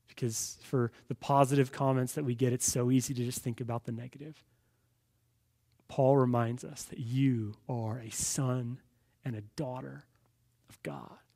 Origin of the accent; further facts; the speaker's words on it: Los Angeles, California, United States; growing up in Los Angeles